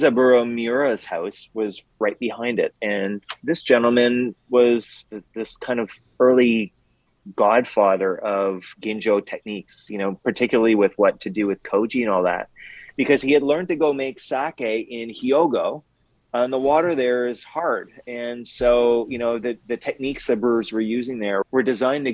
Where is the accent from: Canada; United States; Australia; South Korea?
Canada; I'm French Canadian